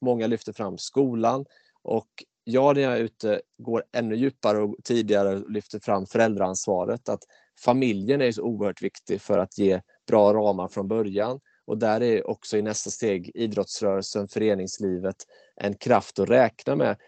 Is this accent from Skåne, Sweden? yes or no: no; Mullsjö, Jönköping County, Sweden; jag kom in i kommunfullmäktige hemma i Mullsjö som 19-åring